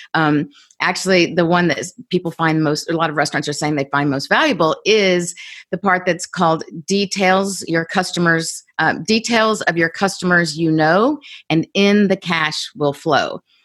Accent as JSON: {"language": "English", "town": "Columbus", "region": "Georgia", "country": "United States", "tie": "born or raised there", "said": "I grew up in Columbus, Georgia, pretty small town"}